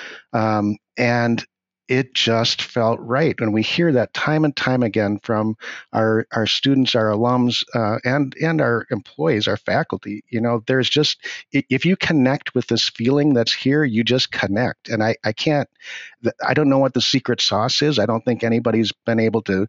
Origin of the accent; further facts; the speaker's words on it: International Falls, Minnesota, United States; also born or lived in Ortonville, Minnesota / St. Peter, Minnesota; I was raised in International Falls